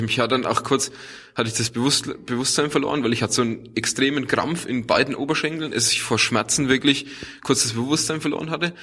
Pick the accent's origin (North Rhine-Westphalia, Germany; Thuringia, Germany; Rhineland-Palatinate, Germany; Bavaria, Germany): Bavaria, Germany; Dingolshausen; ich komme aus Unterfranken, ja. Nähe von Schweinfurt in Dingolshausen aufgewachsen